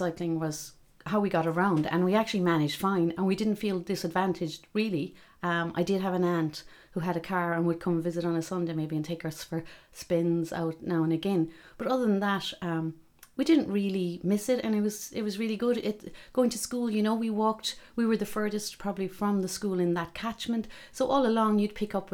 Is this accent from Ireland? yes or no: yes; Glengarriff, County Cork, Ireland; I grew up in Glengariff, beautiful seaside little village